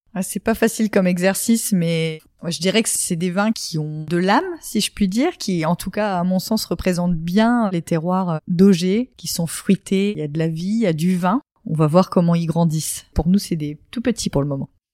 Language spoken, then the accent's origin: French; Champagne, Grand Est, France; moved away as an adult; also born or lived in Montpellier / Paris; revenir dans ma région natale